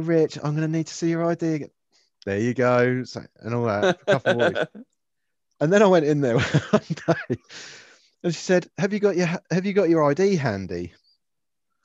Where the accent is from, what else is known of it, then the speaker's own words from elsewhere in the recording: Liss, South East England, United Kingdom; I grew up in Liss